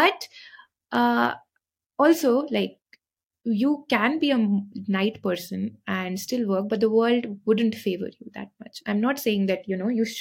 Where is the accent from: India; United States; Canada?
India; Shimla, Himachal Pradesh; moved away as an adult; now in Mohali, India; I am from Shimla, so we sleep a lot because the weather is very cold